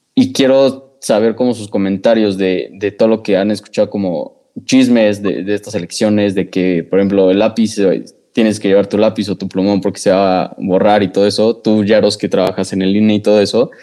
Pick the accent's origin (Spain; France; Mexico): Mexico; nosotros como mexicanos